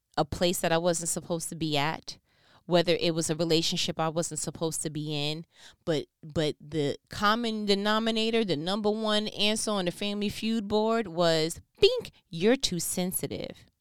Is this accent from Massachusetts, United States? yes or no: no; New York, United States; I'm from New York